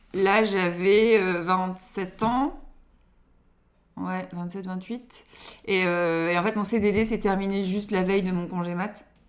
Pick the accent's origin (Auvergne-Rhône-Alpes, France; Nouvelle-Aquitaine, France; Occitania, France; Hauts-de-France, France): Hauts-de-France, France; Lille area, Nord; je suis née à Lille, mais on a déménagé juste après, mais euh, juste à côté